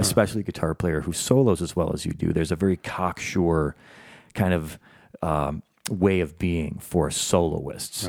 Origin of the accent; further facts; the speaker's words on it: Chicago, Illinois, United States; also born or lived in Batavia, Illinois / New York; now in Los Angeles, United States; I'm a Chicagoan originally